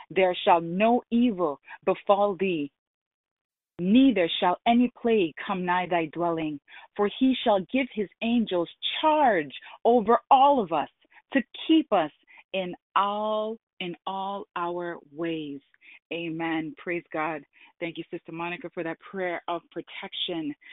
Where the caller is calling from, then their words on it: India; I'm calling from India.